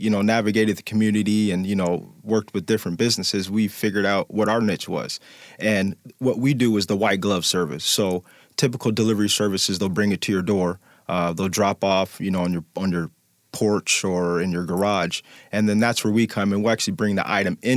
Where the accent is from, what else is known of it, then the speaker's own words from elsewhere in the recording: Tacoma, Washington, United States; also born or lived in Omaha, Nebraska, United States; born in Omaha, Nebraska